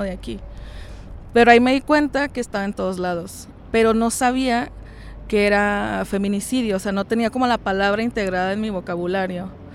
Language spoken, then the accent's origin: Spanish; Francisco I. Madero, Coahuila, Mexico; de donde yo soy, de Francisco y Madero